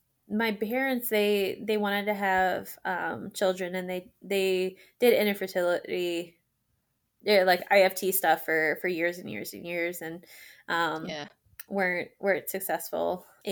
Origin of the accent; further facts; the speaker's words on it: Laurel, Maryland, United States; also born or lived in Falls Church, Virginia; So I was in Falls Church, Virginia for the first 3 years. And then I grew up in Laurel, Maryland.